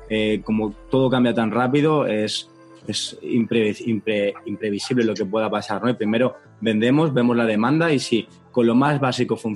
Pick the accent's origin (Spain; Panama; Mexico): Panama; por lo menos en mi país, que es Panamá, vamos arriba, tenemos que ir a visitar Panamá